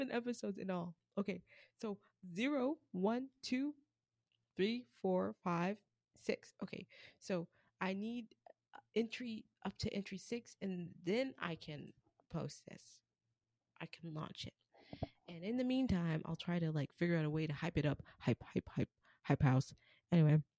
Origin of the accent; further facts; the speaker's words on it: United States; I'm American. African American